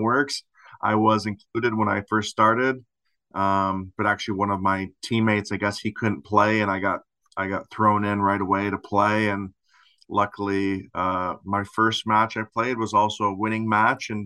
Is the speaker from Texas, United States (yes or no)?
no; Lansing, Michigan, United States; I grew up in Lansing, Michigan